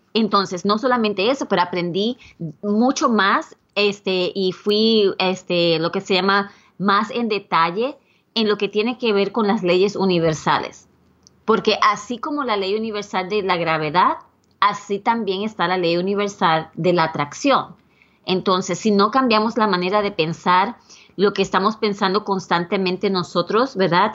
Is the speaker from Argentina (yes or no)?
no; Puerto Rico; now in United States; yo originalmente soy de Puerto Rico